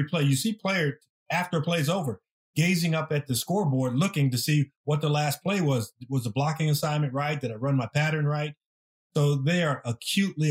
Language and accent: English; Southern California, United States; moved away as an adult; also born or lived in Green Bay; I came from Southern California.